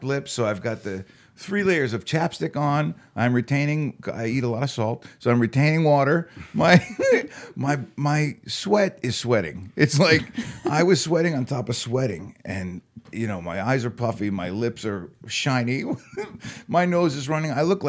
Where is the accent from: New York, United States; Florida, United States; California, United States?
Florida, United States; I'm from Florida